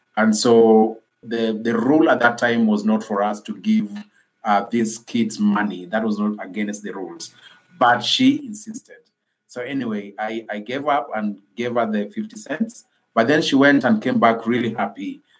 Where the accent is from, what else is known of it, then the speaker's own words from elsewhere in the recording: Nairobi, Kenya; i am from nairobi kenya I grew, I grew up in an informal settlement in Nairobi called uh, Kibera Slum